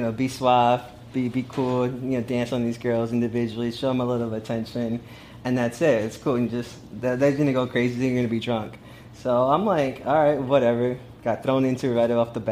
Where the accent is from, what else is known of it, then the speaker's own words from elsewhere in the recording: El Salvador; I'm from El Salvador.